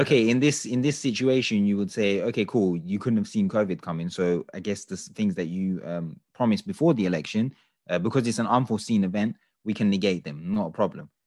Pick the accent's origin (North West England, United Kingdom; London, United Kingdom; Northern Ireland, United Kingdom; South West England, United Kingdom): London, United Kingdom; London is my home, I'm from England, I was born here, I was raised here.